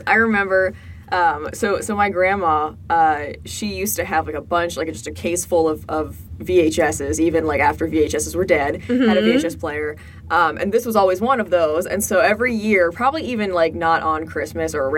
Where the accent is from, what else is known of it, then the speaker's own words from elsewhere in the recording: Midwest, United States; We're from the Midwest.